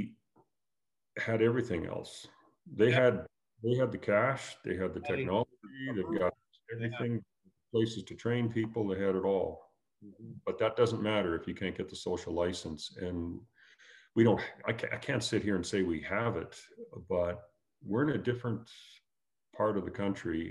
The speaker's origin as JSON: {"language": "English", "country": "Canada", "said": "As a Canadian"}